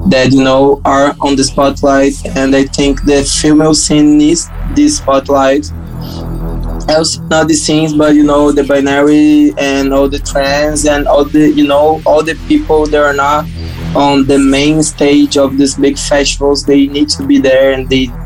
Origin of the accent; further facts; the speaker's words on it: Brazil; English is a second language; I think this track shows to the world we're producers from Brazil.